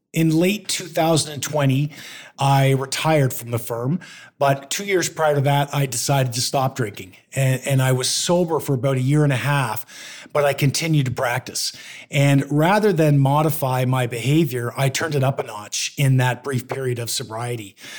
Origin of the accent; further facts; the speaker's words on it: Canada; also born or lived in Toronto; I moved to my hometown and opened a law firm